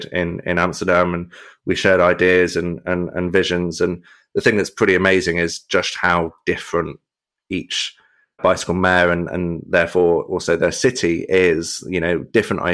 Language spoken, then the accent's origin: English; Coventry, West Midlands, United Kingdom; I'm from Coventry. I was born and bred in the city